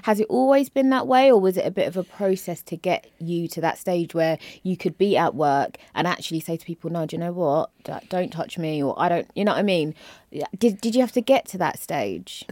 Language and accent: English; London, United Kingdom; I'm from Peckham